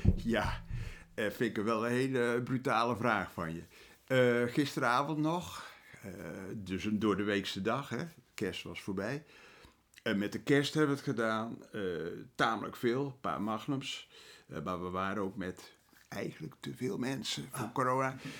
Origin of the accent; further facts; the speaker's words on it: Netherlands; wij als Nederlanders